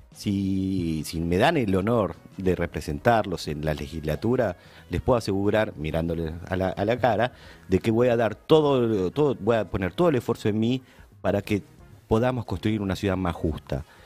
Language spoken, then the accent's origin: Spanish; Argentina; Estoy en mi país.